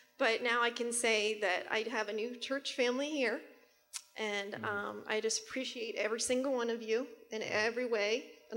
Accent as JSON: {"language": "English", "region": "Pennsylvania", "country": "United States", "moved": "as an adult", "said": "we're originally from Pennsylvania, we've only been here 2.5 years"}